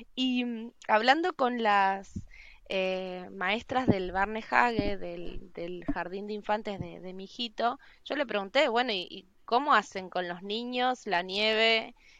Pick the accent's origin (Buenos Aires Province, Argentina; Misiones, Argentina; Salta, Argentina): Misiones, Argentina; moved away as an adult; also born or lived in Buenos Aires; now in Norway; yo nací en Misiones